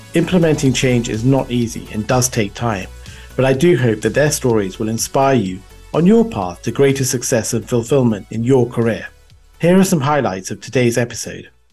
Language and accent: English; United Kingdom; also born or lived in Sri Lanka; moved to the U K, um, when I was very young.